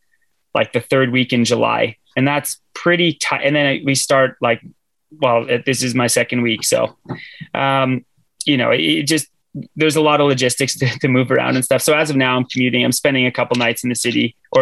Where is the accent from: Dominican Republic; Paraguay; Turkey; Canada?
Canada; moved away as an adult; now in Norway; I'm Canadian